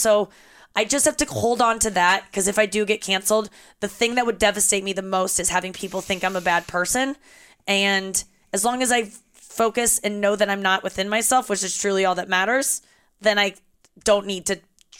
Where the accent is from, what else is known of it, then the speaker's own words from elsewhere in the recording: St. Louis, Missouri, United States; I was raised in St. Louis.